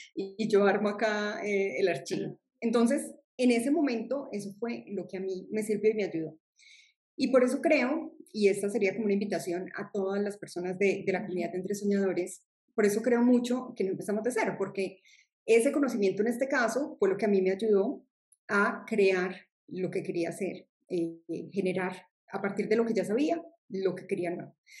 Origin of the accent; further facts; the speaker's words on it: Medellín, Antioquia, Colombia; soy de Colombia, de una región de Colombia que es Medellín